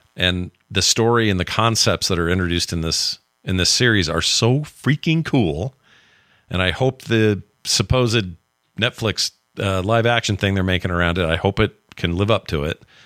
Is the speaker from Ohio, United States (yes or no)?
no; Utah, United States; my home state